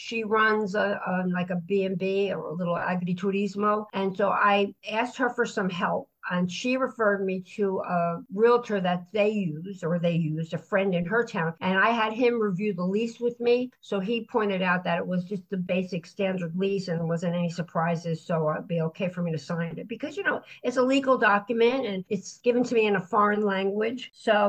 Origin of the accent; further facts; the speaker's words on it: Florida, United States; now in Silvi Marina, Italy; I prefer being at the beach because I come from Florida and I've always lived by the water.